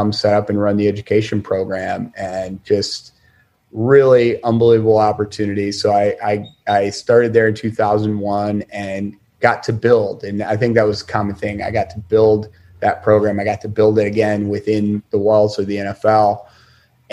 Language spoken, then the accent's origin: English; Syracuse, New York, United States; even growing up in Syracuse